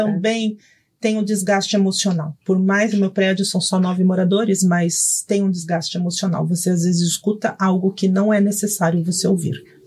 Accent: São Paulo, Brazil; Eu sou, nasci em Itaquera

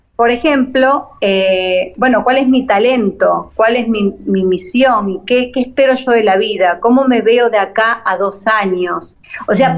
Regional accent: Argentina; moved away as an adult; now in Panama; Yo soy argentina, pero estoy viviendo ahora en Panamá

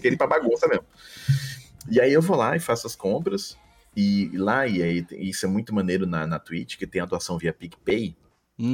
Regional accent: São José dos Campos, São Paulo, Brazil; born or raised there; accent: interior paulista; moved away as an adult; also born or lived in Belém, Pará; now in Rio de Janeiro, Brazil

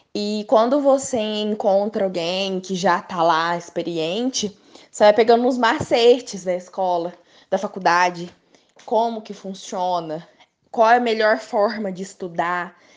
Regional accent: Três Corações, Minas Gerais, Brazil; nascida e criada em Três Corações

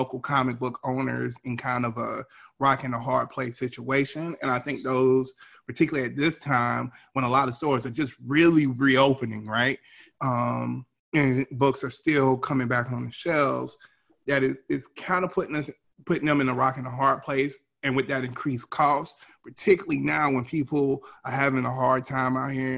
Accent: Columbia, South Carolina, United States; Columbia, South Carolina, which is my hometown. He teaches at Benedict, which I grew right up the street from.

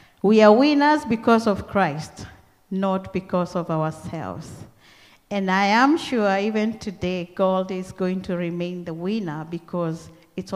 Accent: Kenya; accent: Kenyan; moved away as an adult; now in Australia; I came here with my own Kenyan accent.

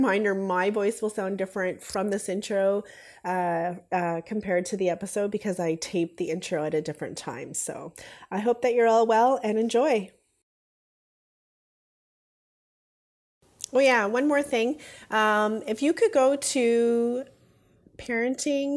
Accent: Ontario, Canada; I'm from Ontario, Canada

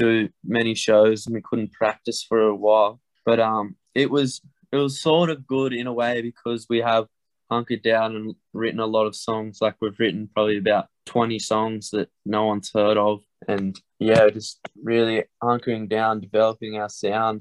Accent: Tamworth, New South Wales, Australia; we're from Tamworth

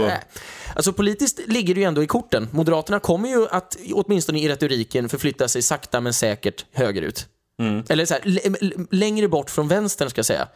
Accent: Sweden; Var är du från? Och då säger jag Sverige

